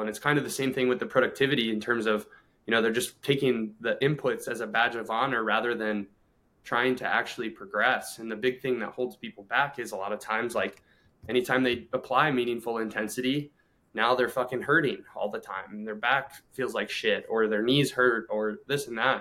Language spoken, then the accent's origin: English; Ohio, United States; born or raised there; moved away as an adult; also born or lived in Clearwater, Florida